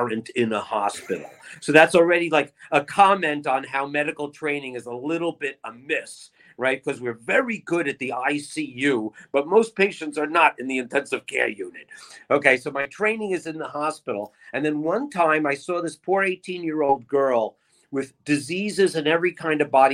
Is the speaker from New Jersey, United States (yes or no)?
yes; Long Branch, New Jersey, United States; now in Hollywood, Florida, United States; A Jersey Shore, Long Branch, Asbury Park, ….